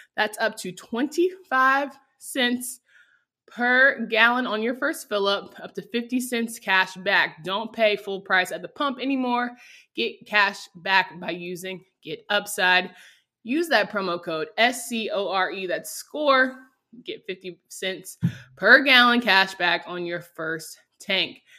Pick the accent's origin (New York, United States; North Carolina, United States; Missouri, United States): North Carolina, United States; I'm from North Carolina